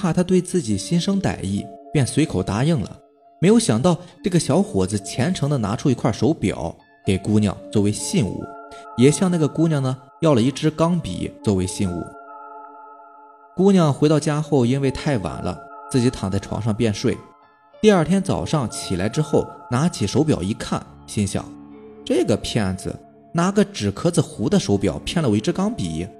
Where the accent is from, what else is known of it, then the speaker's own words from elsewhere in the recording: Jixian County, Heilongjiang, China; 之前说过，我老家是住在集贤县的，三舅呢就住在老家